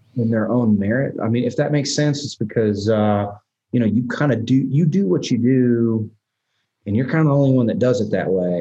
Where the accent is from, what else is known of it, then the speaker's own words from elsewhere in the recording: Nashville, Tennessee, United States; also born or lived in Albany, New York; we moved to Nashville when I was, God, man, I was probably three years old